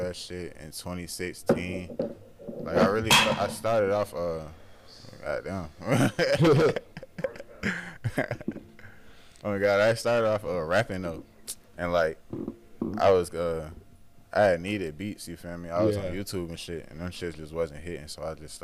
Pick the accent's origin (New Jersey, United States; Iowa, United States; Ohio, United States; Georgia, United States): Georgia, United States; Stone Mountain; I'm from Stone Mountain, like the east side